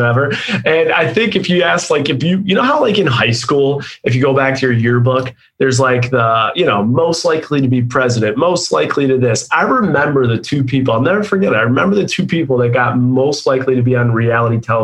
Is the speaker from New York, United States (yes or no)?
yes; Buffalo, New York, United States; moved away as an adult; also born or lived in Ohio / Seattle, Washington; now in Nashville, United States; I was born and raised in Buffalo, New York.